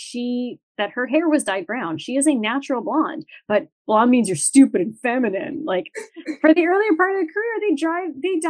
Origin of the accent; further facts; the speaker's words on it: Timmins, Ontario, Canada; I am from Timmins